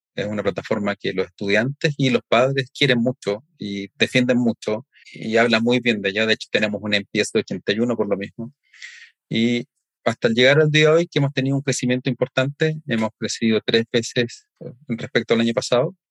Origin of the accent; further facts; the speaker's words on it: Chile; en mi país, en Chile